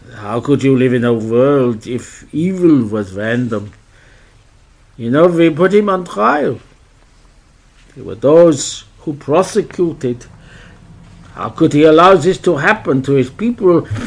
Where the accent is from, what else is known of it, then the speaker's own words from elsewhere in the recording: Australia; also born or lived in Adelaide; I'm from Australia